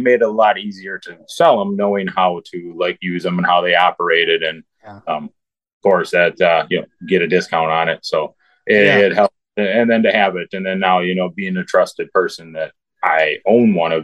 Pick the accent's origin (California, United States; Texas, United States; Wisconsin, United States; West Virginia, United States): Wisconsin, United States; growing up in Wisconsin, you know, it's a brewer's tailgate.